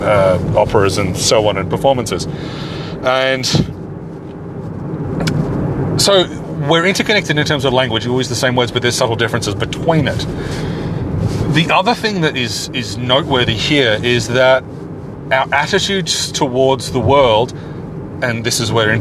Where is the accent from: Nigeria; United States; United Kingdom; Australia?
Australia; as an Australian speaking English